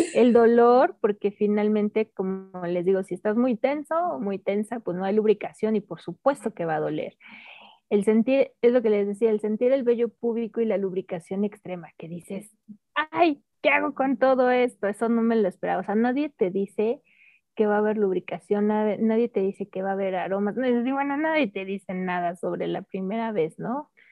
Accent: Mexico

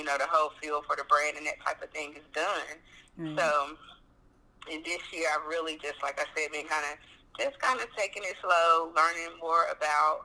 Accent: North Carolina, United States; I'm from North Carolina, and I'm actually a farmer here

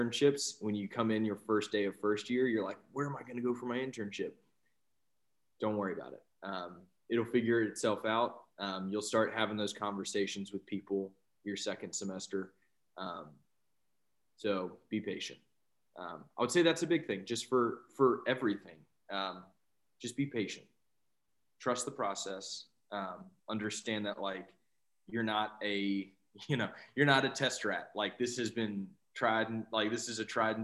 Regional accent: Blue Ridge Mountains, Southwest Virginia, United States; moved away as an adult; now in Richmond, United States; I grew up in Southwest Virginia in the Blue Ridge Mountains

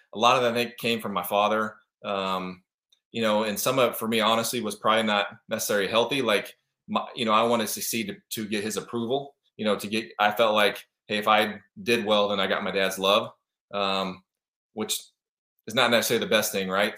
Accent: Kansas City, Missouri, United States; moved away as an adult; now in Arizona, United States; I grew up in Kansas City, Missouri. I'm out in Arizona now.

